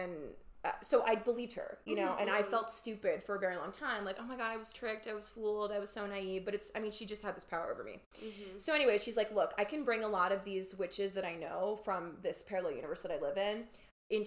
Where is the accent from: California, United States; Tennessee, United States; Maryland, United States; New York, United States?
New York, United States; I grew up in New York